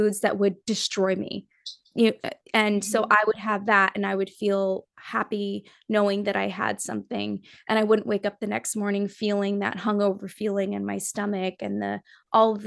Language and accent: English; Nepal; I'm from Nepal